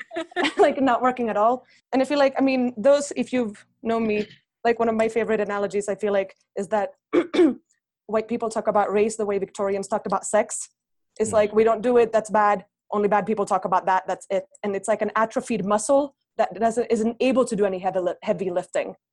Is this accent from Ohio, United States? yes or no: yes; Cincinnati, Ohio, United States; moved away as an adult; also born or lived in Finland; now in Bogota, Colombia; I spent my childhood there, and then we moved to Cincinnati, Ohio, where I did the rest of my growing up